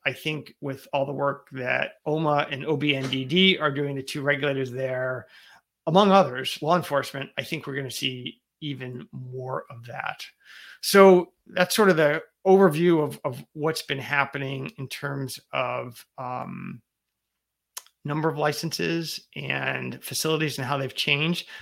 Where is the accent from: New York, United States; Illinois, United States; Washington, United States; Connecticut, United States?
Connecticut, United States; here in my home state of Connecticut